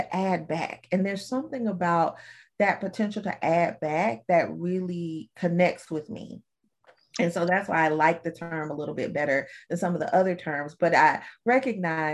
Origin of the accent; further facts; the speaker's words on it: Alabama, United States; I'm from Alabama, and my great granddaddy and my granddaddy were farmers